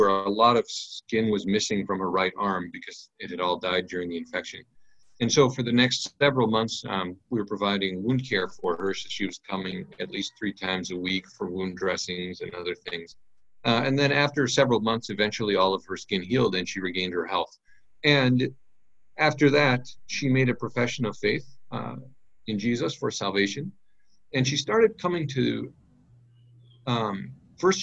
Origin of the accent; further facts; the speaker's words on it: United States; moved away as an adult; now in Benin; I'm an American